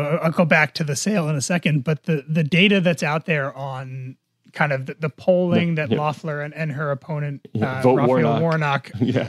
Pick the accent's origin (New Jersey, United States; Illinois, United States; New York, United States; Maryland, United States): New Jersey, United States; My home state.